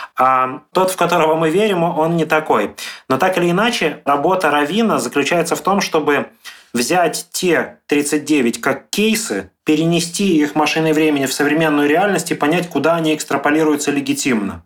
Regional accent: Dnipro, Dnipropetrovsk Oblast, Ukraine; моя семья в Днепропетровск уехала

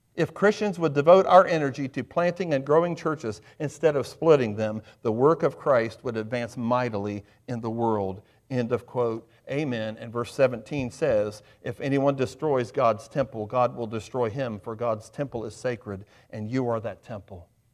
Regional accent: Highland County, Ohio, United States; now in Adams County, United States; I grew up in Highland County. I live in Adams County.

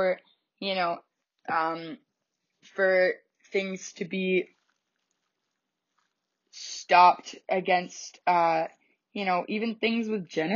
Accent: Canada; 'cause I'm Canadian.

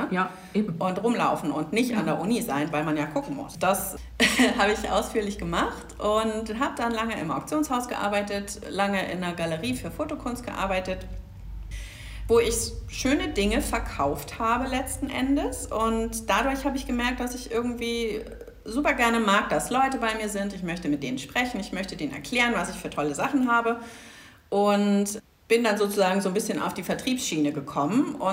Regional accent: Southern Germany, Germany; ich habe Roberta Organic Fashion auf der Nordstraße im schönen Pamperfort und ich komme eigentlich aus Süddeutschland. Was man mir zum Glück, so sagt man, nicht mehr anhört.

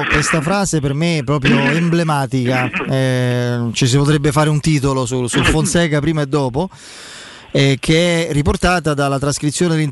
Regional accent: Portugal; Italian is a second language; now in Italy; Quando sono arrivato qui in Italia ero ossessionato dal possesso palla, questo aggiungo io da buon portoghese.

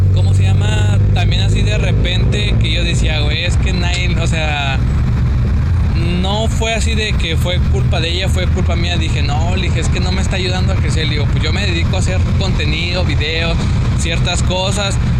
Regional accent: Mexico; somos mexicanos

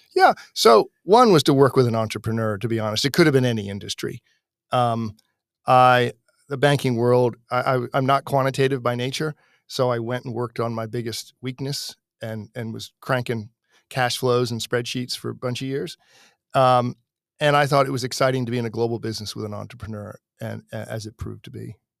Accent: United States; I grew up sailing in Chesapeake Bay

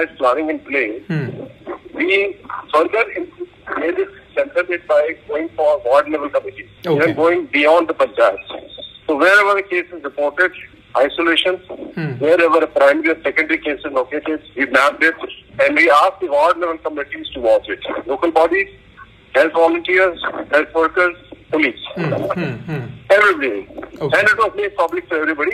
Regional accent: Rajasthan, India; now in Kerala, India; I'm from Rajasthan. Of course I worked in Kerala for a long time

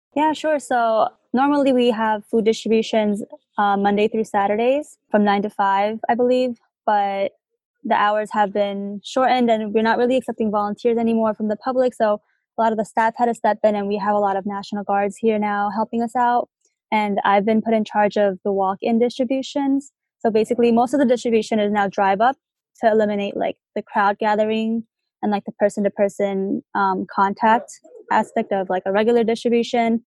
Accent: New Jersey, United States; moved away as an adult; now in Tucson, United States; I'm originally from New Jersey and I've been in Tucson for about like 9 months now

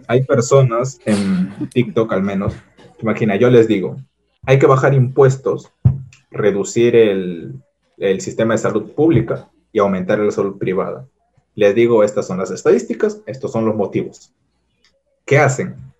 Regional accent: Peru; al menos en mi país

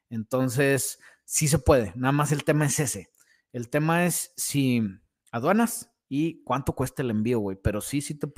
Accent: Canary Islands, Spain; Soy de Canarias, los he visto en eBay por 3, 4 mil dólares.

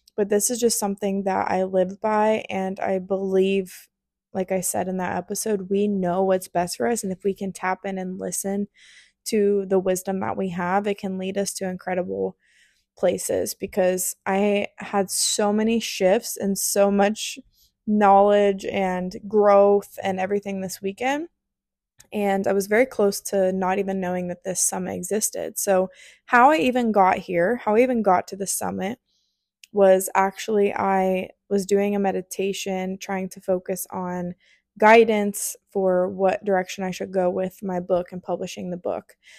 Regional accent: near Columbus, Ohio, United States; moved away; I was in Columbus, Ohio, close to my hometown

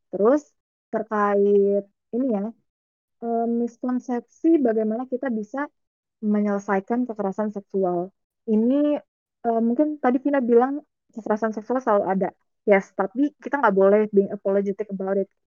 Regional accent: Banten, Indonesia; Maksudnya kayak gue dari Banten nih. Banten itu eh, terkenal dengan kota provinsi yang madani, islami, website gitu deh.

